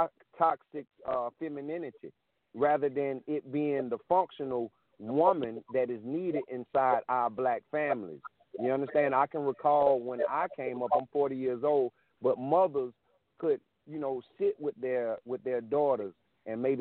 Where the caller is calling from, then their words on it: South Carolina, United States; Calling from South Carolina.